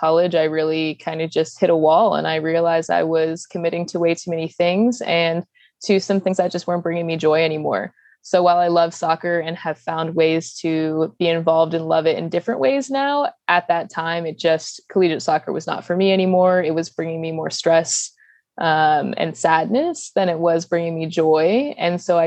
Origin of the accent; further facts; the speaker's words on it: Northern Virginia, United States; growing up in Northern Virginia